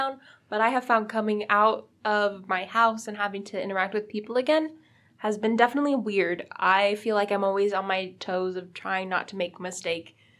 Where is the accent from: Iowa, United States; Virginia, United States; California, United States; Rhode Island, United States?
Virginia, United States; I'm from Virginia